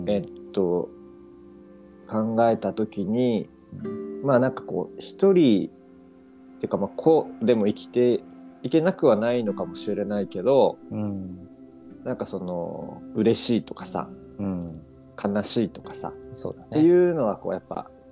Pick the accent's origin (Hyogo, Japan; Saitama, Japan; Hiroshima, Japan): Hyogo, Japan; Kobe; moved away; 僕の家が神戸で